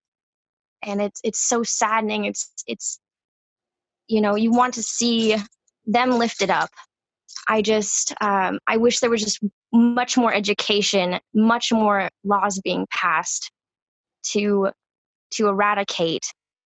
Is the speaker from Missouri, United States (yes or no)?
no; Washington, United States; I'm from Washington State. I'm just outside of Seattle